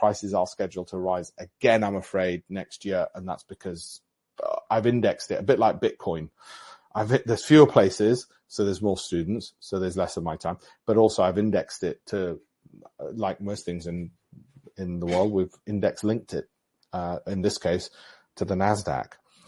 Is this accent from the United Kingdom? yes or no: yes; Armley, Yorkshire and the Humber, United Kingdom; I grew up in Armley with no silver spoon, but I don't want those other people who can't afford all this to be left out.